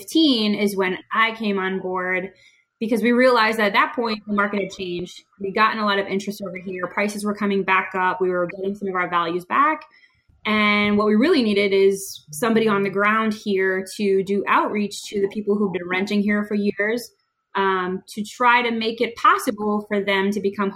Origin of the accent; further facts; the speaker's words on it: Boston, Massachusetts, United States; moved away as an adult; now in Atlanta, United States; I'm originally from Boston, but I have been here in Atlanta for 11 years.